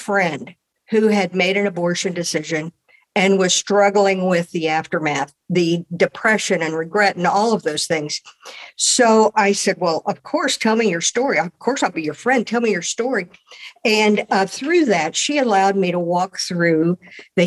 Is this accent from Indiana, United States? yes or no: yes; Columbus, Indiana, United States; now in Fort Wayne, United States; I was born in Columbus, Indiana, and grew up in a Lutheran Church, Missouri Synod home